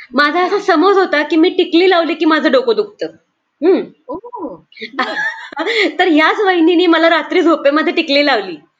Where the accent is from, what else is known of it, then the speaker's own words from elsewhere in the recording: Markal, Maharashtra, India; also born or lived in Pune; मरकळ म्हणून गाव आहे तिथून मी आळंदीच्या पुढे दहा किलोमीटर असं ते आहे